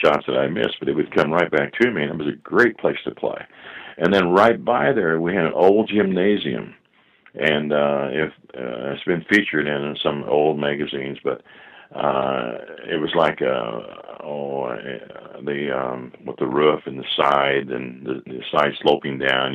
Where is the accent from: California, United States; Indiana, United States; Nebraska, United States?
Indiana, United States; Scotland; moved away as an adult; also born or lived in Illinois; I grew up in Scotland, Indiana